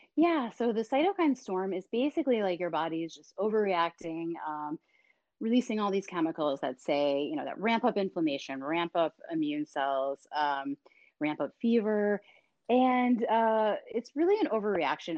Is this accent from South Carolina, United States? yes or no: no; Boston, Massachusetts, United States; my hometown of Boston